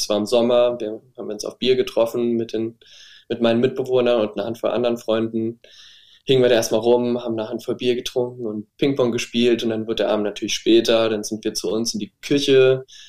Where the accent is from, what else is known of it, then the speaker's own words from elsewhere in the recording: Saarbrücken, Saarland, Germany; habe mich dann in Saarbrücken, wo ich herkomme übrigens, an der Kunsthochschule beworben